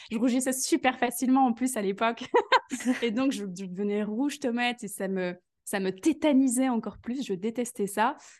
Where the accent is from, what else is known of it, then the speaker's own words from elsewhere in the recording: Belgium; je suis de Belgique